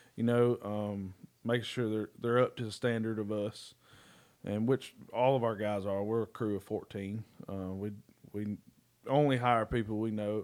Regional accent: Red Bay, Alabama, United States; moved away as an adult; also born or lived in Mississippi; now in Dublin, Georgia, United States; I'm from Red Bay, Alabama.

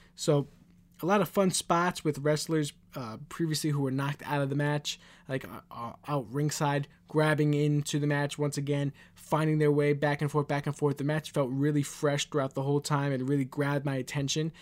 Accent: New York City, New York, United States; I'm from Queens, New York

